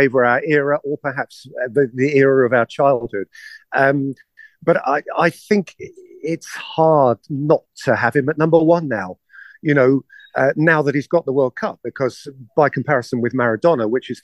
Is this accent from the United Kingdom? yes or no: yes; England, United Kingdom; my perspective as an Englishman